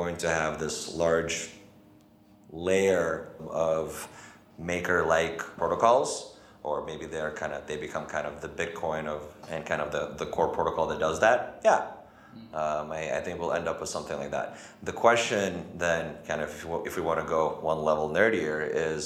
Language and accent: English; United States; as an American